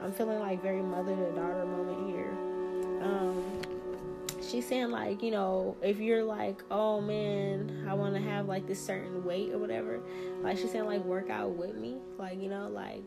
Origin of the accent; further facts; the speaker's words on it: New Orleans, Louisiana, United States; I'm from New Orleans